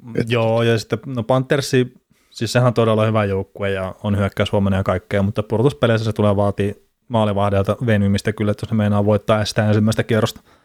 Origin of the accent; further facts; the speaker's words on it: Varkaus, North Savo, Finland; mä oon Varkaudesta itse kotoisin